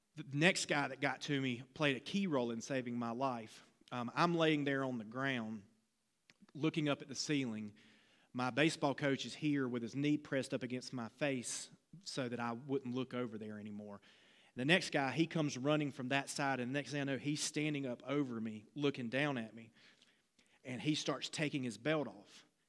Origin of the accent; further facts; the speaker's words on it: Laurinburg, North Carolina, United States; working at a glass plant in my hometown of Laurinburg, North Carolina